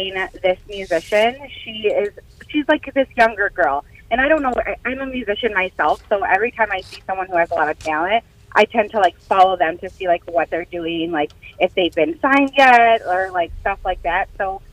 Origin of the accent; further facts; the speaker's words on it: Michigan, United States; now in Toledo, United States; I am originally from Michigan, but I live in Toledo